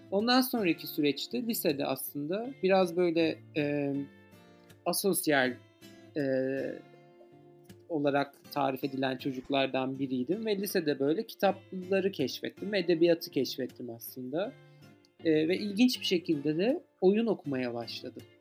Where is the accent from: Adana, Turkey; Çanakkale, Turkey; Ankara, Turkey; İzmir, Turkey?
Ankara, Turkey; E, özellikle işte ben doğma büyüme Ankaralıyım bu arada ve eski bir Bilkentliyim de.